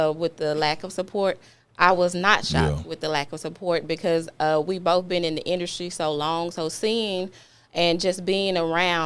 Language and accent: English; Dallas, Texas, United States; moved away as an adult; now in Memphis, United States; I'm originally from Dallas, Texas. I've been in Memphis for almost 15 years now.